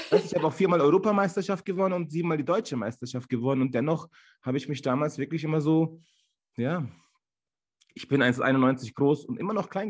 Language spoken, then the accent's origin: German; Turkey; ich bin Türke, ich bin Ausländer, ein Schwarzkopf